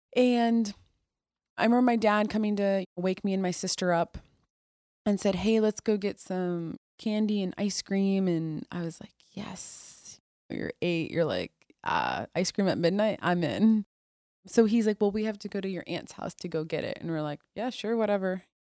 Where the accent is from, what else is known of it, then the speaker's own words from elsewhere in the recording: Toledo, Ohio, United States; also born or lived in Mosul, Iraq; I was born in Toledo, Ohio